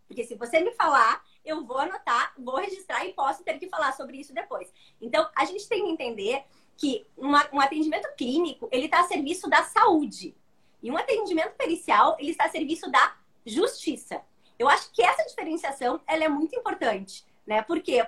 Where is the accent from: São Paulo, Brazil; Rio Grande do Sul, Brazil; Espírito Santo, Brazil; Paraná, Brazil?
Rio Grande do Sul, Brazil; Eu sou gaúcha, então eu falo que do Rio Grande do Sul